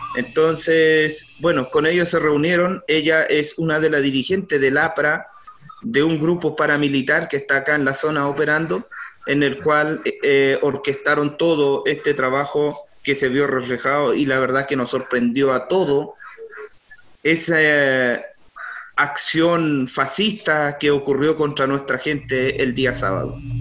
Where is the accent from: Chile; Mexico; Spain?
Chile; Curacautín, Araucanía; soy lonco del Lofradalco de la comuna Curacautín